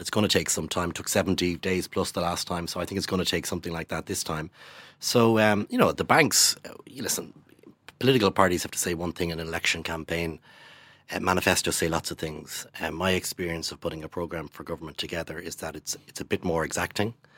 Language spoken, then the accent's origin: English; Ireland; our money as Irish, Irish taxpayers